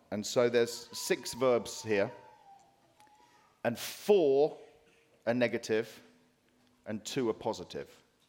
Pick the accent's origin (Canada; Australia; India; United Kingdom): United Kingdom; Dartford, South East England; But I'm only from Dartford. Nothing good comes from Dartford, right?